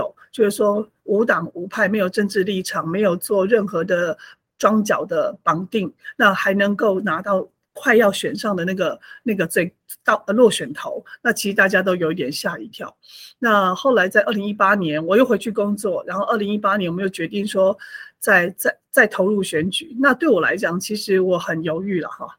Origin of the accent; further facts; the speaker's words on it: Hualien, Hualien County, Taiwan; also born or lived in Taipei; 我是呃花莲土生土长的花莲人，在地花莲人。然后我过去就是呃，包含我的国小、国中、高中啊，以及大学，甚至研究所，其实都在花莲。